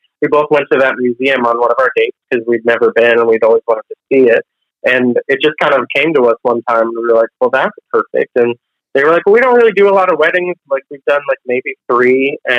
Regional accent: Boston, Massachusetts, United States; I'm from Boston

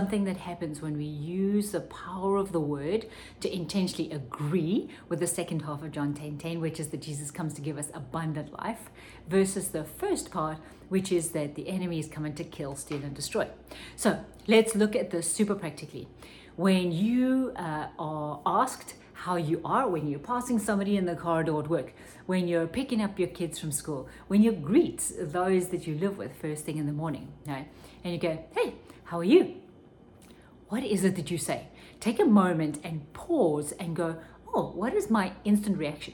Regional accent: South Africa; when I was growing up in South Africa

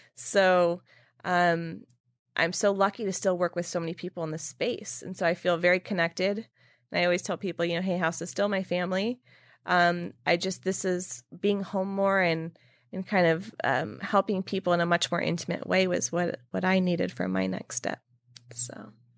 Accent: California, United States; moved away as an adult; now in New York, United States; when I moved to New York from California, after living in California my whole life

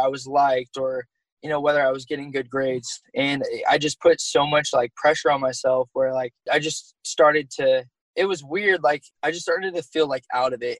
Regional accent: Sacramento, California, United States; moved away as an adult; also born or lived in Oregon; being from Sacramento, because I'm originally from California

